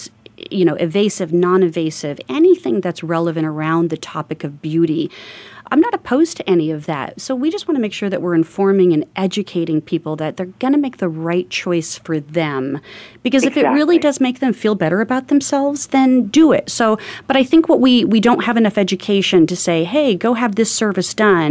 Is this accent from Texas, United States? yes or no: no; Phoenix, Arizona, United States; I grew up in North Phoenix, very north end of town before Phoenix was grown as much as it is.